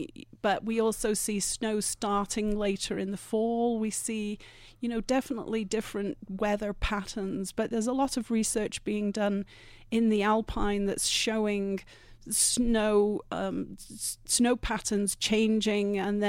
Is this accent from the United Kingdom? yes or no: yes; England, United Kingdom; moved away as an adult; now in Vail, United States; Originally, I'm from much further east. I'm from the British Isles, but I've been in Vail now for almost 30 years.